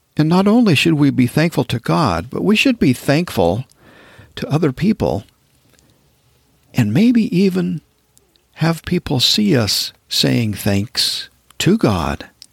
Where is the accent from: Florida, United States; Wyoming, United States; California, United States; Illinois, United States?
Wyoming, United States; moved away as an adult; also born or lived in Texas / southern Utah; now in Montana, United States; I grew up in Wyoming